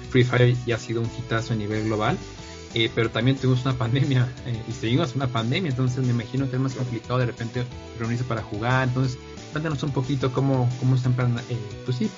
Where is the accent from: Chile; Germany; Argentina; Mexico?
Mexico; Puebla; Soy de Puebla.